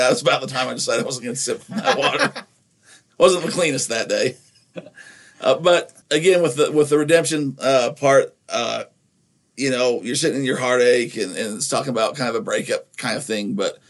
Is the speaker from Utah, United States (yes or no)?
yes; Nephi, Utah, United States; a lot of that might come from growing up in Utah as well in Nephi